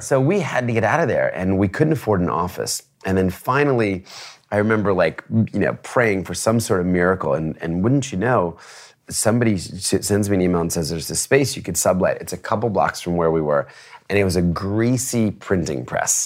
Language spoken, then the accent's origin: English; New Jersey, United States; also born or lived in Philadelphia; now in New York City, United States; raised in New Jersey